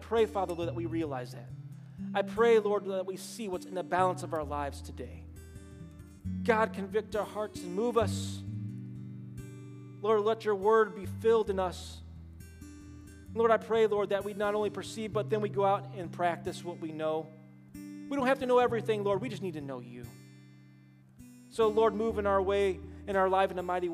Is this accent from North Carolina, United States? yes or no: no; Cleveland, Ohio, United States; growing up in Cleveland, near Medina